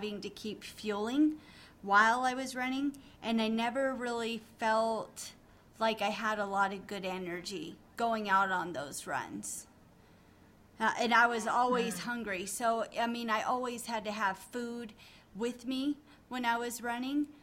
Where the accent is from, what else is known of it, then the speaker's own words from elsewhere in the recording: Reno, Nevada, United States; I've been born and raised in Reno, Nevada. We're still here.